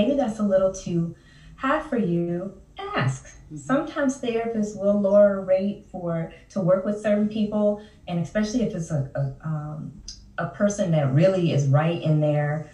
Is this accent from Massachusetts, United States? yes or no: no; Chicago, Illinois, United States; Born and raised in the Chicagoland area. Well, in Chicago